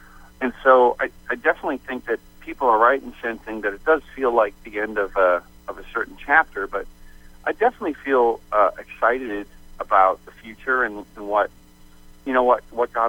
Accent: St. John's, Newfoundland and Labrador, Canada; moved away as an adult; also born or lived in Phoenix, Arizona; I grew up in St. John's and moved to Arizona when I was 20

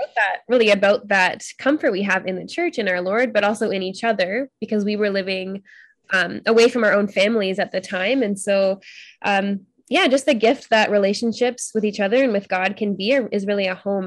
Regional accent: Ontario, Canada; also born or lived in British Columbia; I'm from Ontario

